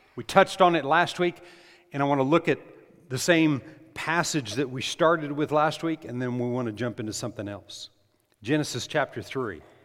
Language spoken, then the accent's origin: English; New Mexico, United States; I grew up in New Mexico